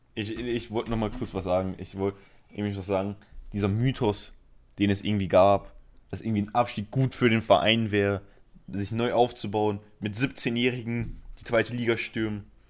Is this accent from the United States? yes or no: no; a suburb of Barcelona, Catalonia, Spain; moved away; ich bin Spanier. Und ich bin in einem Vorort von Barcelona aufgewachsen.